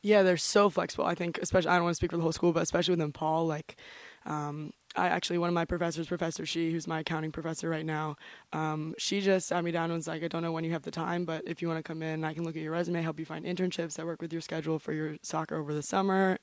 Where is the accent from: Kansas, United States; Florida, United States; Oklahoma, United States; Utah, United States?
Florida, United States; St. Augustine; moved away as an adult; now in New Hampshire, United States; I'm from St. Augustine, Florida